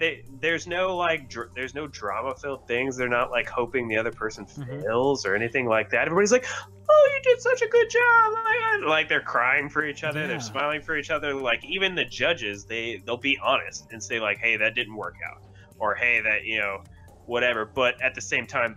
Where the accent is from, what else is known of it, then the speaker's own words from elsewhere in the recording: the South, United States; I'm from the South and we're known for being polite people